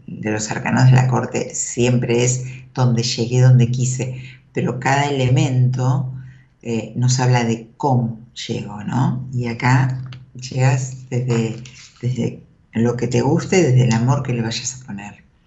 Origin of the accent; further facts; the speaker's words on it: Merlo, Buenos Aires Province, Argentina; moved away as an adult; me crié ahí, viví hasta los 20. Nací en Capital. Después viví en Marlo hasta los 20